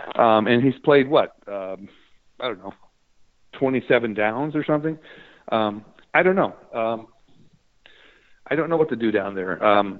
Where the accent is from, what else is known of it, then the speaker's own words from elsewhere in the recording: Cleveland, Ohio, United States; Spent many years growing up in Cleveland.